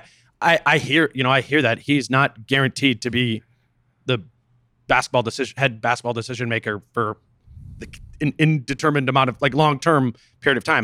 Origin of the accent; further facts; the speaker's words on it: Minnesota, United States; as a Minnesotan